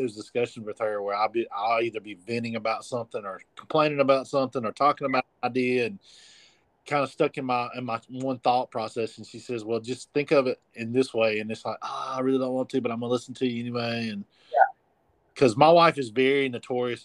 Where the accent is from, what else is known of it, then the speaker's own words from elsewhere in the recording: Abbeville, United States; I wanted to be in my hometown, my original hometown, to minister